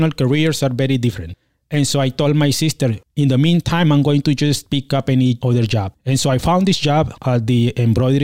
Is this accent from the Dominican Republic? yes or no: no; Mexico; also born or lived in California; now in Austin, United States; my hometown in Mexico